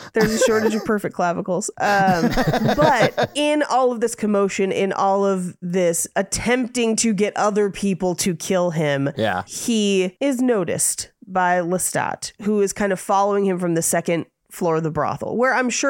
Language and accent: English; San Francisco, California, United States; I grew up in San Francisco.